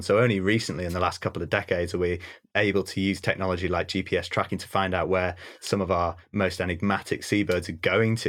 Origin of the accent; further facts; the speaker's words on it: North Wales, United Kingdom; also born or lived in Bardsey Island; I'm from North Wales originally and s, have spent half of my life on a tiny little island off the Llun Peninsula